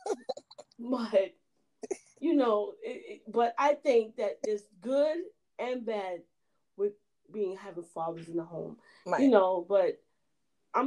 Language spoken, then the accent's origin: English; Jamaica; we're Jamaican